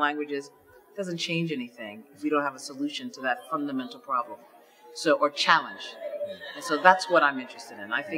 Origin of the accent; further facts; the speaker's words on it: Ghana; my home country of Ghana